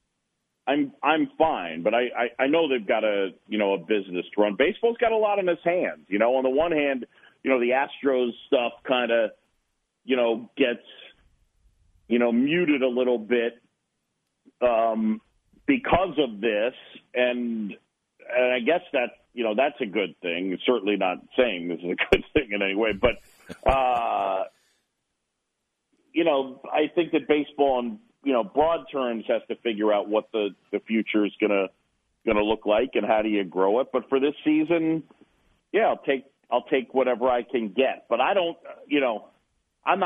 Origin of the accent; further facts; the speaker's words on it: New York City, New York, United States; also born or lived in Philadelphia, Pennsylvania / Boston; I was born in Philadelphia. My dad's side of the family, all Phillies fans. And even though I moved to New York when I was a youngster at seven